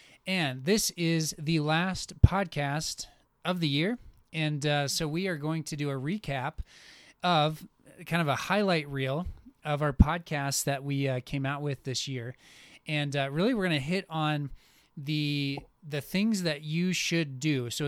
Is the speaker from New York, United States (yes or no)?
no; Minnesota, United States; And so like I came from Minnesota, and we for like, I don't know, 4, maybe 5 months of the year, it just never made sense to go outside.